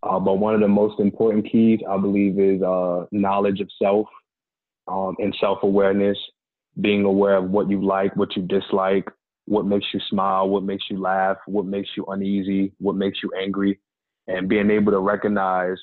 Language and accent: English; New Jersey, United States; moved away as an adult; now in Georgia, United States; the story of me moving from my hometown. 2 years ago, I relocated from New Jersey to Georgia